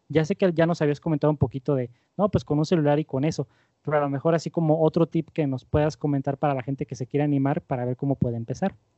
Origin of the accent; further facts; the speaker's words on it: Mexico; como mexicanos